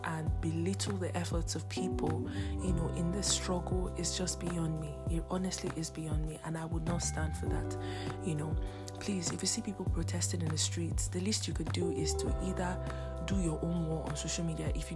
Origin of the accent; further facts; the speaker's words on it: Nigeria; my home country, Nigeria